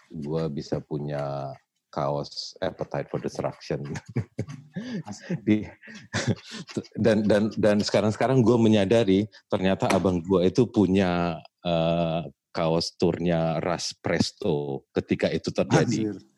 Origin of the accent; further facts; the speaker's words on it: Medan, North Sumatra, Indonesia; gue datang dari Medan hmm. keluarga gue gua kecil di Medan gitu bertumbuh besar di Medan